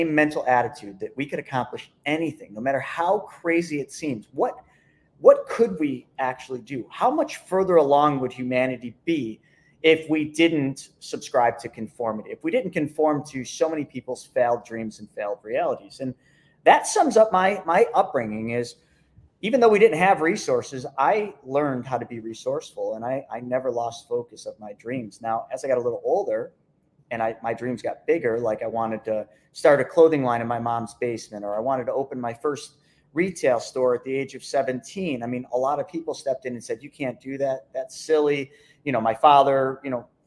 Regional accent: Lockport, New York, United States; I just grew up in a small little town named Lockport, New York

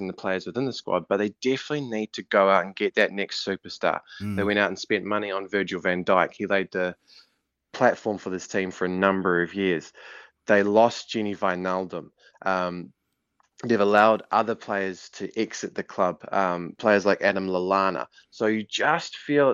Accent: Auckland, New Zealand; I'm from Auckland, so I grew up on the North Shore

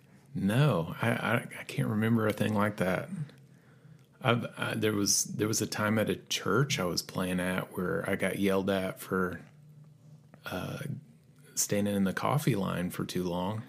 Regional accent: Johnson City, Tennessee, United States; Mostly East Tennessee, okay. Johnson City, Tennessee.

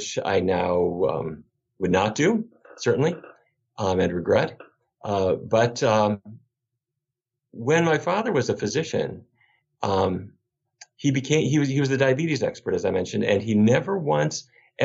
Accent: Fargo, North Dakota, United States; moved away; I grew up in Fargo

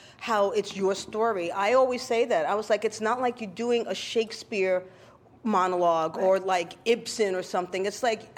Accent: New York City, New York, United States; you, like me, are a native New Yorker

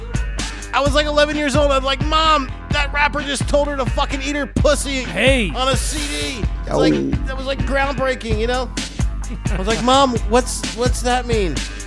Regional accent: South Florida, United States; also born or lived in New York; growing up in South Florida, right? Been here quite a long time. Born in New York, moved to South Florida when I was 5 years old.

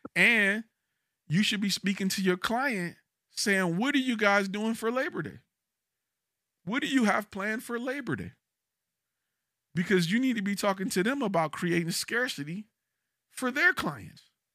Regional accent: Detroit, Michigan, United States; now in Dallas, United States; I'm from Detroit. I've never heard of a heated driveway until I came to Texas.

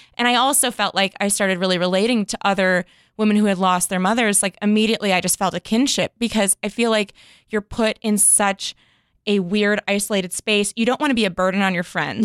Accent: Chicago, Illinois, United States; now in West Hollywood, United States; I'm originally from Chicago

